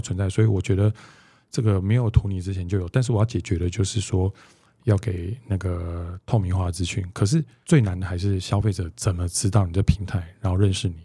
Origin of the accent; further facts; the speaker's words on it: Taipei, Taiwan; 我是一个台北人